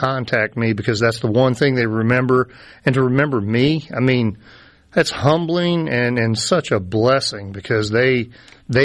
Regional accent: North Carolina, United States; moved away; I grew up in North Carolina

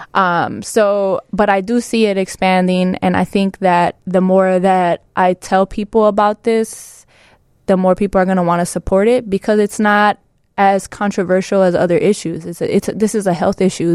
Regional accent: Chicago, Illinois, United States; growing up in Pilsen

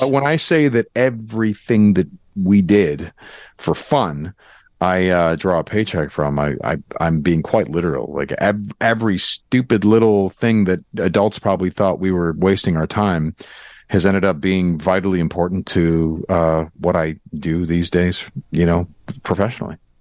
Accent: Glenview, Illinois, United States; born or raised there

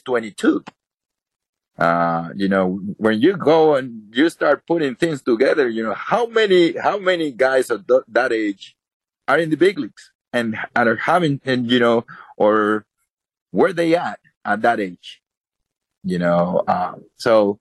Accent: Dominican Republic; moved away; I was born in the Dominican

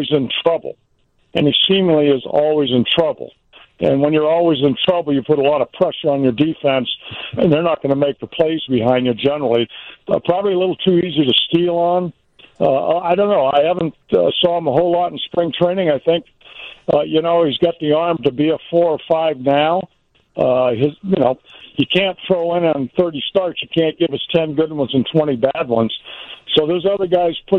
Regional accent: California, United States; moved away; also born or lived in Mississippi / Chicago; I said I was born in Mississippi, raised in California, but I really lived in Chicago

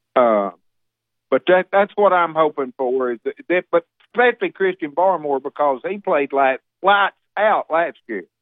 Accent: Alabama, United States; now in Tennessee, United States; I was born and raised in Alabama.

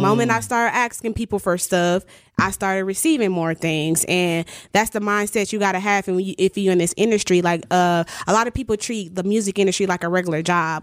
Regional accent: Milwaukee, Wisconsin, United States; moved away as an adult; also born or lived in Atlanta; One of the reasons why I moved back from Atlanta to Milwaukee is to help the community.

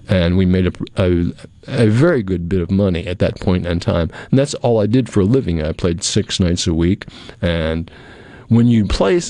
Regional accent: New England, United States; moved away as an adult; now in Pearl, United States; I was a kid from New England

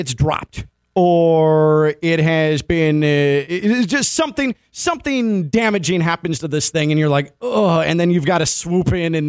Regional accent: Chicago, Illinois, United States; moved away; I'm from Chicago originally

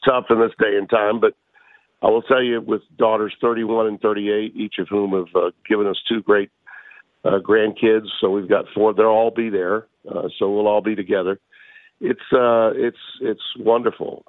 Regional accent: Louisiana, United States; my home state

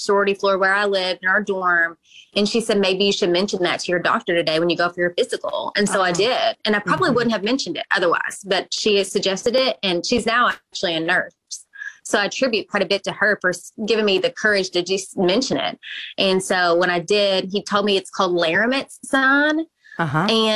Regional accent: Owensboro, Kentucky, United States; moved away as an adult; although I'm from Owensboro, I lived away when I went to college, but I would come back in town for holidays

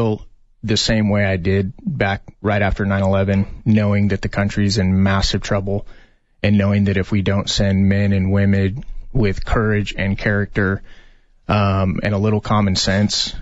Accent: Yuma, Arizona, United States; also born or lived in Tucson, Arizona; I was actually born and raised in Arizona, born in Tucson, but raised in Yuma of all places, and grew up there

